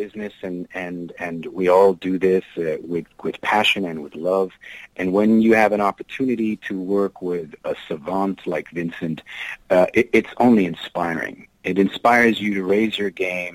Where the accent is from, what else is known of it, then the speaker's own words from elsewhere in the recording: Germany; moved away; I didn't grow up in the U.S. I grew up in Germany